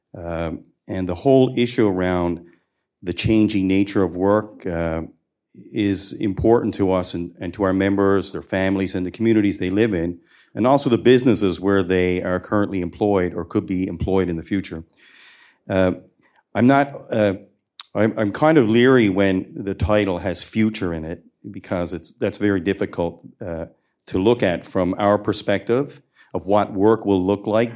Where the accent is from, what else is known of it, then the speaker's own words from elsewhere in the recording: Newfoundland and Labrador, Canada; I'm a Newfoundlander and Labradorian